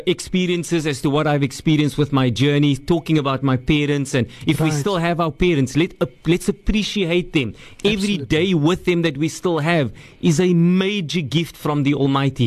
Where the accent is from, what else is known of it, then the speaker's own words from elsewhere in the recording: Cape Town, Western Cape, South Africa; I grew up in Rocklands, Mitchell's Plain